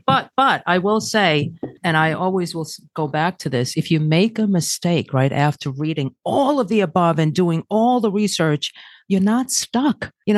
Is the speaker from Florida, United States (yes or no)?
no; New York City, New York, United States; I'm from Brooklyn.